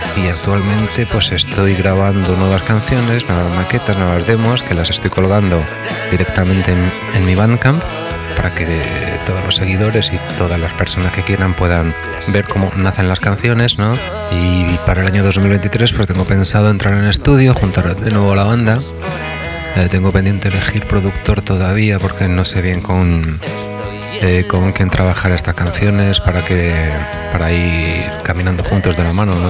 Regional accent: Murcia, Region of Murcia, Spain; moved away as an adult; also born or lived in Madrid; now in Barcelona, Spain; lo grabé en Murcia, que es originariamente de donde soy

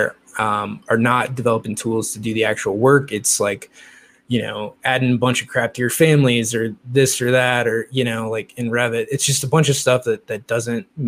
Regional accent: Midwest, United States; also born or lived in Louisville / Indianapolis; now in California, United States; I grew up for all intents and purposes in the Midwest, right? Like Louisville, Indy, like I grew up in the Midwest

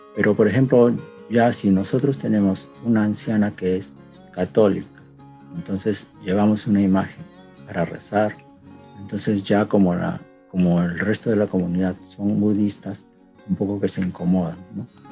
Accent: Peru; now in Japan; que en su mayoría somos peruanos

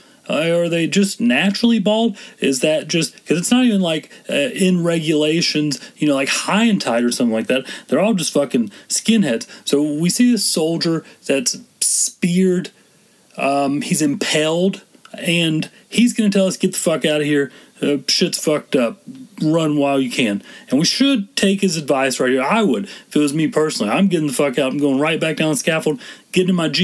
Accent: Texas, United States; I'm from Texas

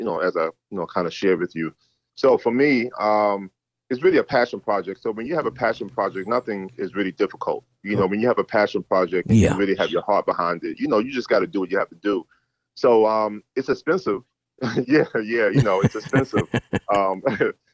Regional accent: New York City, New York, United States; moved away as an adult; also born or lived in Norfolk, Virginia; I'm from Harlem. I'm from New York.

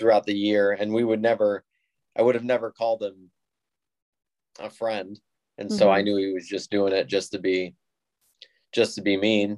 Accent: Toledo, Ohio, United States; also born or lived in Sylvania, Ohio; I'm from the Toledo, Ohio area. I live in Sylvania

